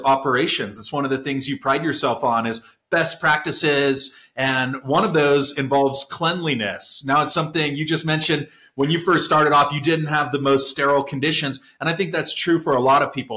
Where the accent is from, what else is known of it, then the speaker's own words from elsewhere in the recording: San Diego, California, United States; moved away; San Diego, California, my hometown.